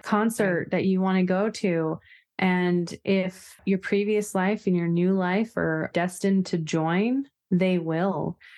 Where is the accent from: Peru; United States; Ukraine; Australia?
United States; Oregon coast; I am pretty much Pacific Northwest raised, which to me is a large part of my identity just as far as really loving nature, and I grew up on the Oregon coast